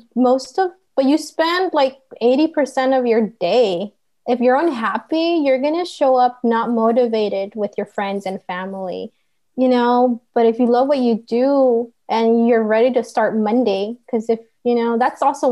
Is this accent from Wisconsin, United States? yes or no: no; Santa Ana, California, United States; I'm from Santa Ana